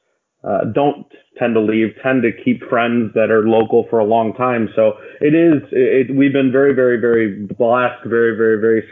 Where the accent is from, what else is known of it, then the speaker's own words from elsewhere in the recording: Dearborn, Michigan, United States; I was born and raised in Dearborn, which is only about 15 minutes outside of Detroit. So Detroit's been my home my whole life.